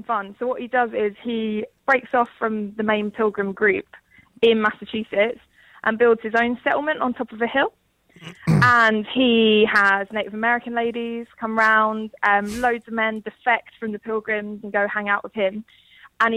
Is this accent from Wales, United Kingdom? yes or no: no; London, United Kingdom; I'm from South London, so I'm not from too far away.